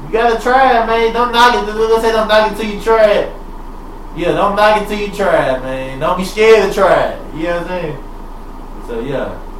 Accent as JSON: {"language": "English", "town": "Manhattan", "region": "New York", "country": "United States", "said": "ABCU, straight from out the west side, and I'm from Manhattan, but man, they had the city on the goddamn map"}